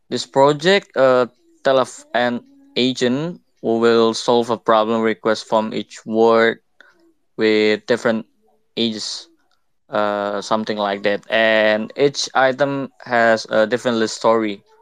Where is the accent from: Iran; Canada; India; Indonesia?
Indonesia; English is a second language; Yeah, I'm from Indonesia. I'm a graphic uh, designer and I'm studying about NFT.